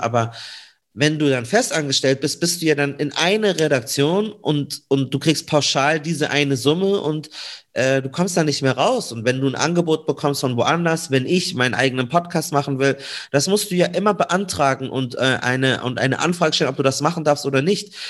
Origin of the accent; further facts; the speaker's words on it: Munich, Bavaria, Germany; komme äh, gebürtig aus München.